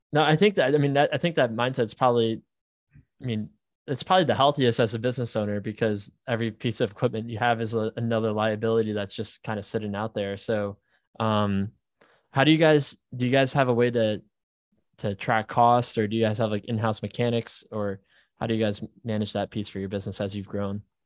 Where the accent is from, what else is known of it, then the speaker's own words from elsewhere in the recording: New Jersey, United States; I'm from New Jersey